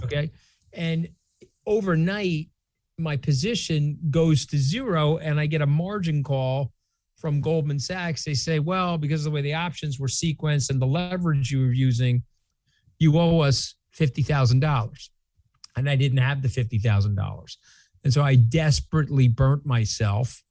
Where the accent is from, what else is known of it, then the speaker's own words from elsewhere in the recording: New York, United States; I am a New Yorker